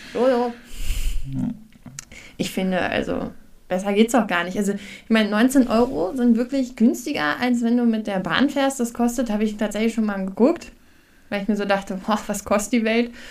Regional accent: Hamburg, Germany; now in Harz, Germany; in Hamburg gibt es das tatsächlich immer noch, da wo ich herkomme

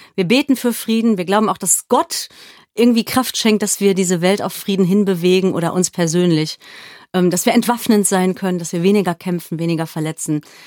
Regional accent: Germany; also born or lived in South Africa; ich war als Deutsche

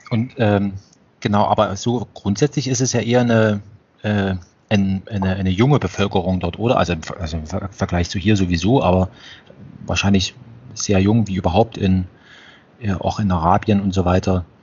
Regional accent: Germany; wie jetzt wir vielleicht als, als Deutsche Österreich betrachten. Also gehören, also wir teilen uns eine Sprache

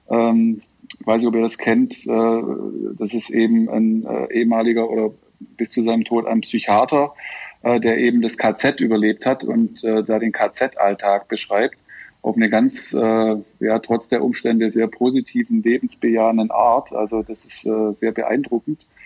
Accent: Schramberg, Baden-Württemberg, Germany; now in Shanghai, China; was sozusagen in meiner Heimatstadt Schramberg los ist.

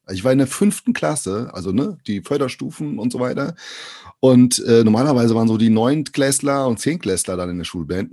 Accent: Brazil; now in Germany; aus Brasilien

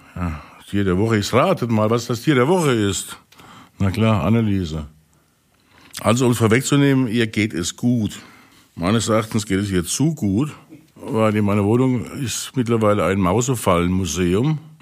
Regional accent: Pirmasens, Rhineland-Palatinate, Germany; Ich komme ja aus der Pfalz, ne? aus Pirmasens

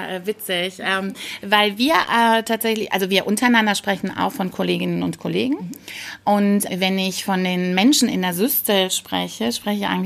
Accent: Rhineland, Germany; ich komme aus dem Rheinland, bin hier in Hessen und ähm, ich genieße die Zugfahrt insbesondere und für jeden Kilometer, den ich meiner Heimat näher komme.

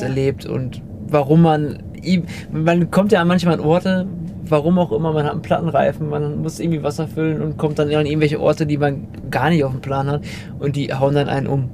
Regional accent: Germany; als Deutscher

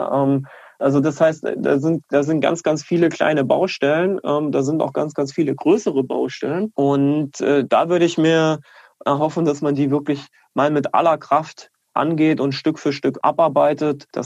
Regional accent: Leipzig, Saxony, Germany; dass Standorte wie Leipzig allen voran natürlich als Leipziger

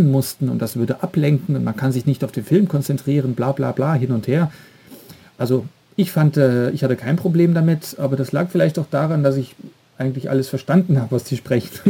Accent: Belgium; Ich komme ja jetzt aus Belgien und dort sind fast eigentlich alle Serien, alle Kinofilme immer im Originalton mit Untertiteln.

